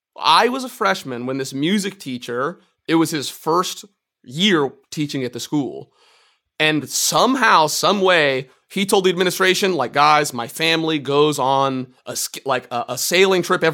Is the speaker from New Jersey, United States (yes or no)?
no; Marin County, California, United States; from Marin County, California. I got into banjo in high school